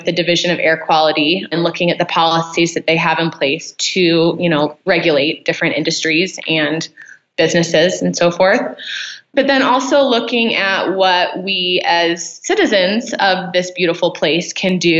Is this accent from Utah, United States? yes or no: yes; Utah, United States; also born or lived in California / Mexico; I grew up here in Utah. It's, my home. I wasn't born here. I was born in California, but we moved here when I was about 7